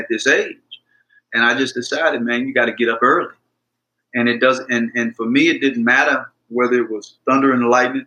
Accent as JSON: {"language": "English", "region": "Mississippi", "country": "United States", "tie": "born or raised there"}